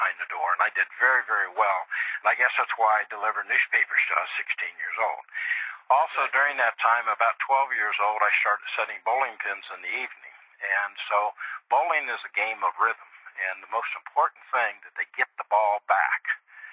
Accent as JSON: {"language": "English", "town": "Dayton", "region": "Ohio", "country": "United States", "tie": "born or raised there", "said": "I grew up in Dayton, Ohio, in the east side of Dayton, Ohio"}